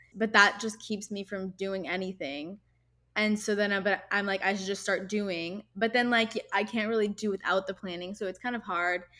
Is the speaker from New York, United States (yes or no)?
no; Irvine, California, United States; My hometown is Irvine, California, which is in Orange County